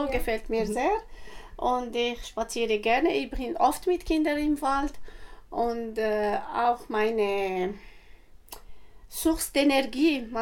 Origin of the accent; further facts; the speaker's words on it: Algeria; first language Arabic; German is a second language; now in Aarau, Switzerland; ich komme aus Algerien. Ich bin hier in der Schweiz seit äh, 17 Jahren.